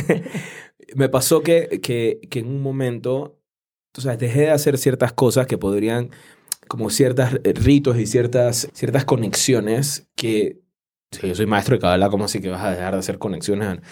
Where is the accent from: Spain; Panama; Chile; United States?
Panama; en mi país, en Panamá